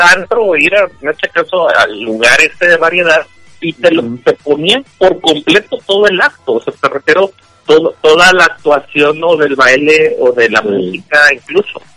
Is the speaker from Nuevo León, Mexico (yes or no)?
yes; Monterrey, Nuevo León, Mexico; aquí en Monterrey a mí me llegaron maestros, incluso alumnos de México que se vinieron para acá